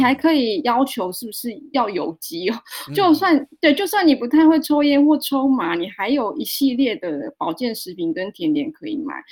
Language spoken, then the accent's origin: Chinese; Taiwan; 每次出国讲我来自台湾都会被误认为台联的泰国